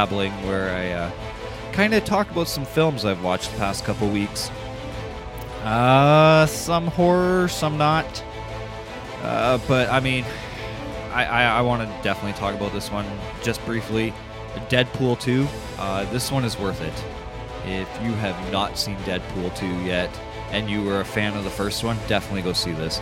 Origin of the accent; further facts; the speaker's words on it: Canada; I'm truly Canadian